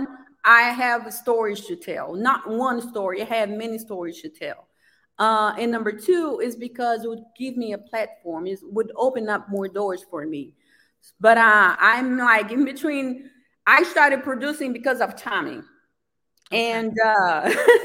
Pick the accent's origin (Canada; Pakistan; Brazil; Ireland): Brazil; English is a second language; now in United States; growing up in Brazil, I never saw anybody that looked like me on TV at that time.